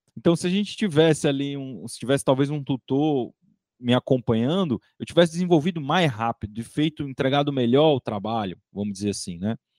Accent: Piripiri, Piauí, Brazil; eu sou lá do interior do Piauí, né? Minha cidade chama Piripiri

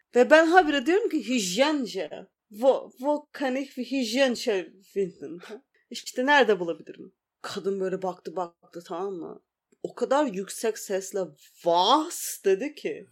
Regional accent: Turkey; moved away as an adult; 2 kişi Türküz

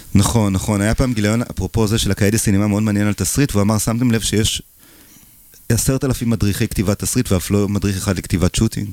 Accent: Israel; also born or lived in Paris, France; אני ישראלי

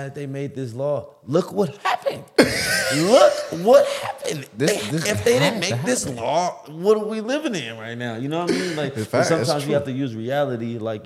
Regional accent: Los Angeles, California, United States; now in Miami, United States; I'm from Los Angeles.

